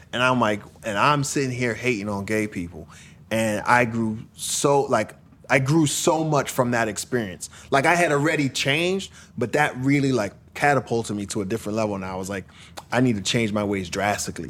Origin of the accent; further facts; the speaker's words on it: Brentwood, New York, United States; moved away as an adult; also born or lived in Queens, New York; now in Los Angeles, United States; I was in Queens and Brentwood when I grew up. And, uh, mostly in Brentwood, a little bit in Queens